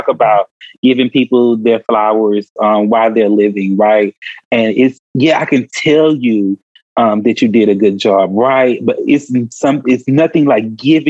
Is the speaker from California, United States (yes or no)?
no; Houston, Texas, United States; I grew up in South Park, Houston, Texas